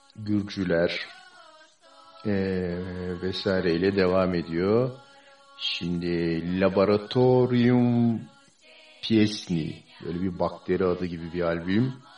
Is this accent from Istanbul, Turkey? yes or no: no; İskenderun, Hatay, Turkey; ben İskenderun'da büyüdüm